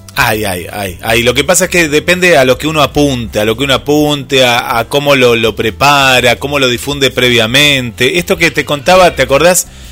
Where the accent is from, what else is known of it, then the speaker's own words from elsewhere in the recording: Mar del Plata, Buenos Aires Province, Argentina; yo soy de Mar del Plata, y tengo público en Buenos Aires